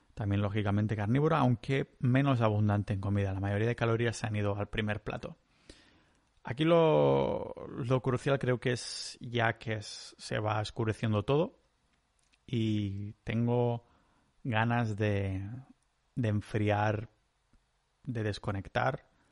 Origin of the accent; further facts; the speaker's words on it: Catalonia, Spain; soy catalán